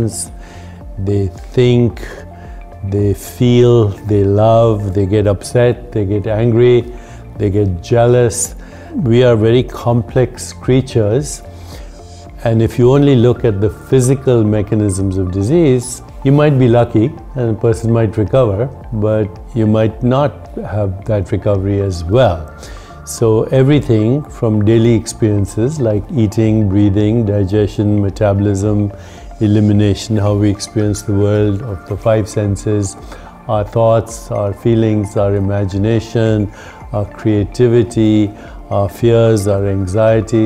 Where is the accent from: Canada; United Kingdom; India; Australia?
India; accent: Indian; moved away as an adult; also born or lived in Boston, United States; now in United States; I grew up in India.